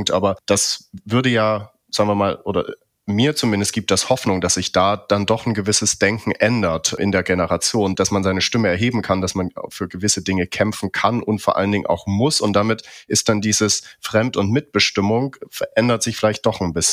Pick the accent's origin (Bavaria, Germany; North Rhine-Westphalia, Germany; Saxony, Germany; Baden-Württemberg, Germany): Saxony, Germany; Dresden; war ich noch in meiner Heimatstadt Dresden, bin dann weggegangen und bin dann irgendwie viele Jahre später wiedergekommen